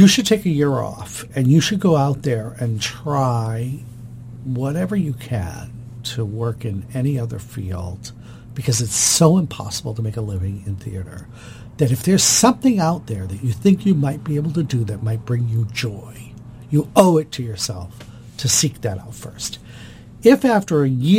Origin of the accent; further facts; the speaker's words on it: Boston, Massachusetts, United States; moved away as an adult; also born or lived in Washington, D.C.; now in Baltimore, United States; I was from Boston, Massachusetts